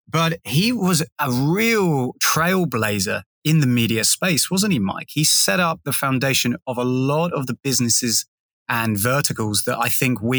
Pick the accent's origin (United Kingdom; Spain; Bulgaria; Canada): United Kingdom; England; now in Sydney, Australia; as an Englishman